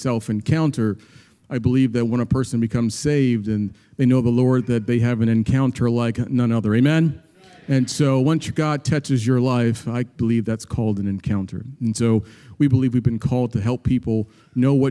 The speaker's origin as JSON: {"language": "English", "town": "Annapolis", "region": "Maryland", "country": "United States", "said": "I'm from Annapolis."}